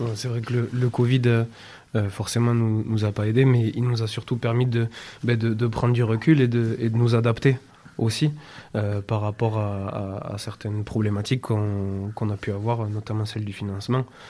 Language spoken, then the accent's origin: French; France; now in Barcelona, Spain; en tant que Français, on a la chance ici à Barcelone